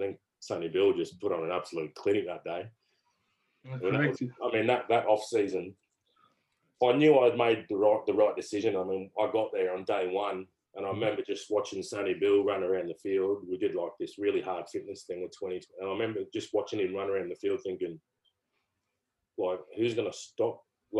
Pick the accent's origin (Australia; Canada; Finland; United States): Australia; Canberra, Australian Capital Territory; And I come from Canberra, and we were probably more skills orientated type of club.